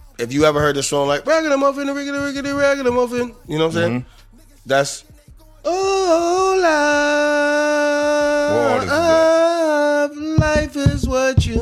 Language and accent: English; Boston, Massachusetts, United States; I'm from Boston